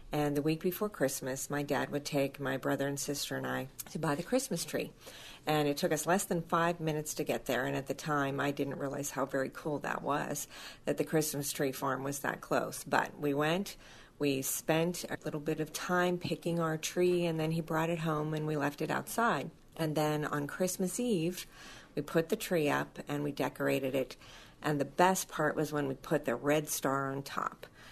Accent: Michigan, United States; because of my background, growing up in Michigan

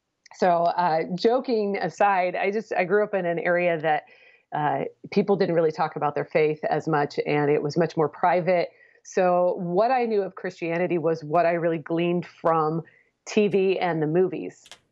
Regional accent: Portland, Oregon, United States; now in Houston, United States; I grew up in the Portland, Oregon area.

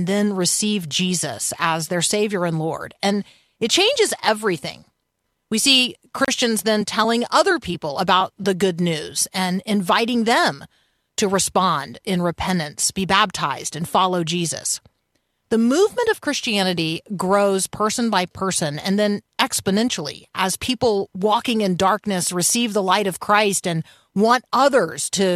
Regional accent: Tampa, Florida, United States; born or raised there; moved away

